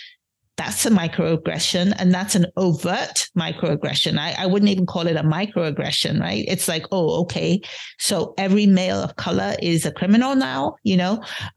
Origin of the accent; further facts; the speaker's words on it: London, United Kingdom; born there; accent: British undertones; having been born in London, having, you know, been raised by a mother who was born and bred in Edinburgh, having gone to college, undergrad and grad school in the UK and spending a long time there, my accent does have British undertones.